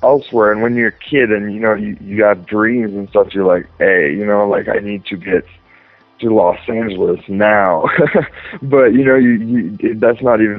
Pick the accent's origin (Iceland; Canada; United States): Canada; Edmundston, New Brunswick; moved away; I was born and raised in a small town in New Brunswick, Canada. It's called Edmundston